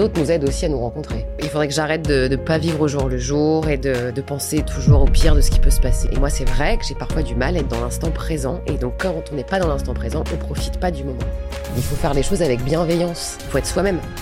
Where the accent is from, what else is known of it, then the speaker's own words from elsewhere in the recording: Valenciennes, Hauts-de-France, France; moved away; Je viens de Valenciennes